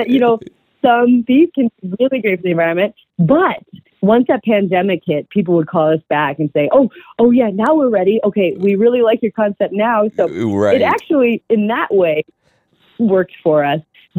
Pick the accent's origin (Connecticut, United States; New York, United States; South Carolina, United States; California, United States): California, United States; now in Colorado, United States; we came from Southern California where there's just like this huge diversity and just a lot of really great food. And when we came to Colorado